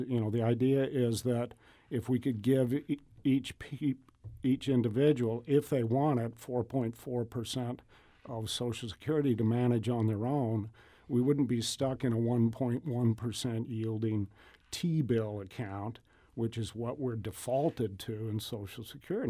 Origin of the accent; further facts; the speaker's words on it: Edwardsville, Illinois, United States; also born or lived in Provo, Utah / Brazil; My family grew up in Edwardsville